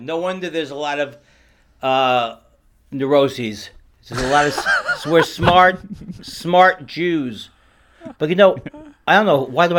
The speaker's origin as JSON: {"language": "English", "town": "New York City", "region": "New York", "country": "United States", "tie": "born or raised there", "moved": "as an adult", "lives_now": "Los Angeles, United States", "said": "I was born in, I grew up in Whitestone, and I went to Bayside High School"}